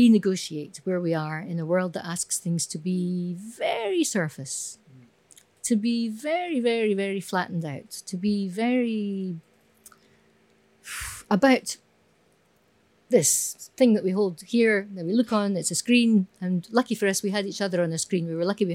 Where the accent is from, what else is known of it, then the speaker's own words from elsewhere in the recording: Scotland, United Kingdom; Being Scottish